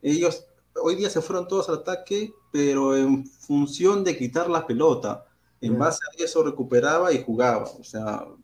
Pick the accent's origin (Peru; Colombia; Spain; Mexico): Peru